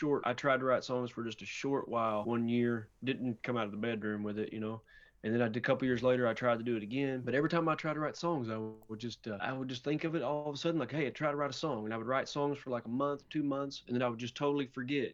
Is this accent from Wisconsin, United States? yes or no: no; Somerset, Kentucky, United States; also born or lived in Austin, Texas; now in Brooklyn, United States; I was born and raised in Pulaski County.